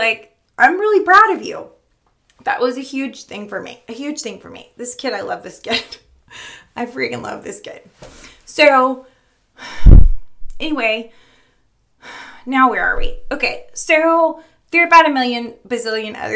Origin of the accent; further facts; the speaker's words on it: Florida, United States; moved away as an adult; now in Richmond, United States; We moved to Richmond about 10 years ago. I'm from Florida